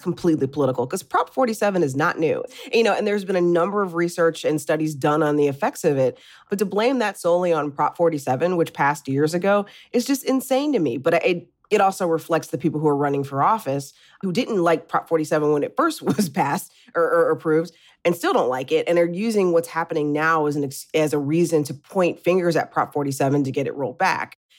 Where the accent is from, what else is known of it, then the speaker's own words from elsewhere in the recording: Midwest, United States; I'm from the Midwest and, you know, I remember growing up and in the eighties and the nineties